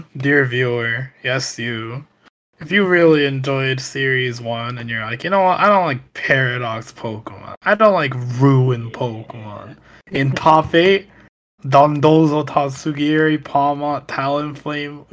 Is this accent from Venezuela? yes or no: yes; Venezuela; moved away; I'm from Venezuela